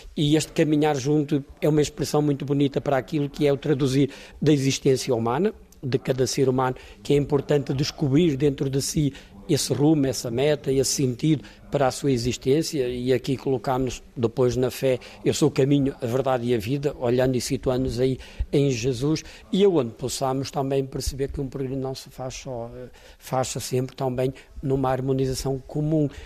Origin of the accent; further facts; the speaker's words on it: Póvoa de Varzim, Porto District, Portugal; a minha naturalidade sou de São Pedro Ratos, povo de Verzinho, povo de Verzinho é da Diocese do, de Braga, mas do distrito até do distrito do Porto